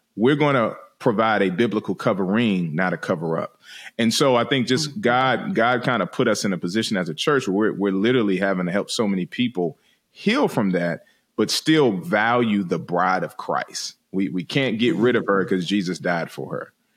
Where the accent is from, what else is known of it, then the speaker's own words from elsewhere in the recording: Washington, District of Columbia, United States; moved away; I'm from originally from Washington D.C.